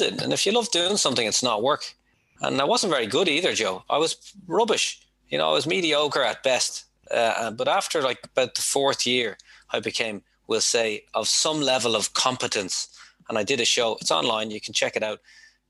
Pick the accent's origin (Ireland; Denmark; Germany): Ireland; Dublin, Leinster; moved away as an adult; also born or lived in Mount Merrion / Tokyo; I'm from Dublin. I'm from Dublin. Rathfarnham is where I grew up, but I lived in Mount Merion with my grandmother for many years